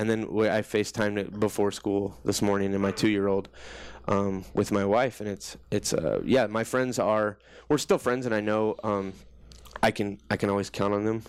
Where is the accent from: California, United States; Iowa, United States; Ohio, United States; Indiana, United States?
Iowa, United States; Johnston; born or raised there